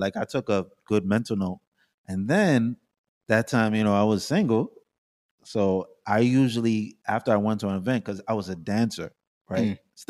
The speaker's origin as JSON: {"language": "English", "country": "Jamaica", "moved": "yes", "lives_now": "United States", "said": "I'm a Jamaican. So I'm American and I'm Jamaican."}